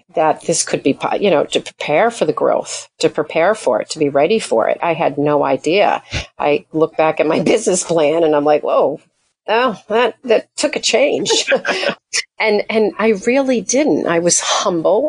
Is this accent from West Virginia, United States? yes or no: no; Portsmouth, New Hampshire, United States; I'm from Portsmouth.